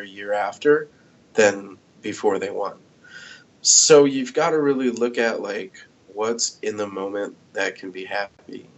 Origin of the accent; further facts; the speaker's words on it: United States; now in Iowa City, United States; grew up in my hometown in the Quad Cities